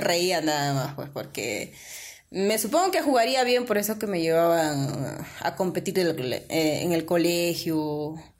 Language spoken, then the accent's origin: Spanish; San José de Ticllas, Ayacucho, Peru; ya pues con mis abuelos crecí y ellos son de allá y yo también me, identifico del valle, ¿no? Ah. San José de Titas